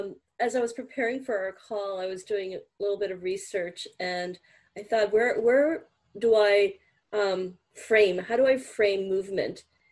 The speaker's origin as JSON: {"language": "English", "country": "India", "said": "And obviously I was raised with it because being an Indian"}